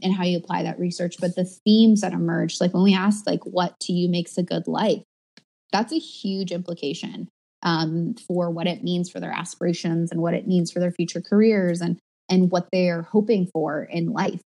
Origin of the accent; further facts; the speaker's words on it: California, United States; moved away; I grew up in California